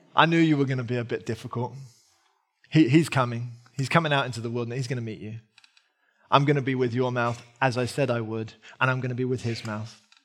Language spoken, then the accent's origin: English; United Kingdom; I'm British